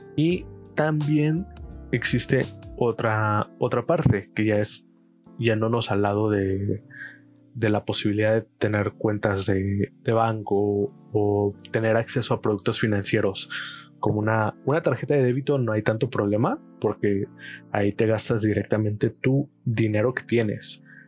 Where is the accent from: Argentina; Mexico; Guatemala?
Mexico; Chilpancingo, Guerrero; soy de Chilpancingo Guerrero, México.